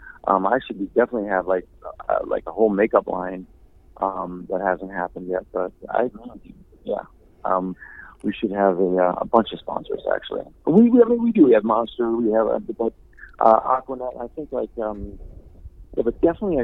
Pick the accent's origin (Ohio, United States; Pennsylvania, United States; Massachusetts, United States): Ohio, United States; Cleveland; moved away; I'm from Cleveland, and I'm very proud to be from Cleveland